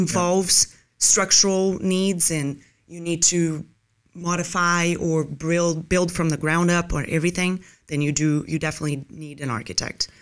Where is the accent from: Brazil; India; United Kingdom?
Brazil; moved away as an adult; also born or lived in Los Angeles, United States; now in Tampa, United States; I was born originally in Brazil, and then I went there for college